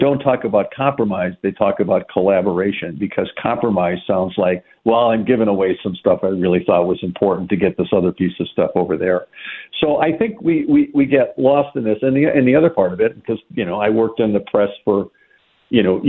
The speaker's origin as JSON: {"language": "English", "town": "Madison", "region": "Wisconsin", "country": "United States", "tie": "born or raised there", "said": "Madison, you know, my hometown's famous for this"}